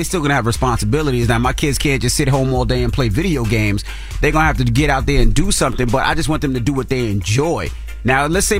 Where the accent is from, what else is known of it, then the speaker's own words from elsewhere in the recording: Queens, New York, United States; Had me growing up in Queens.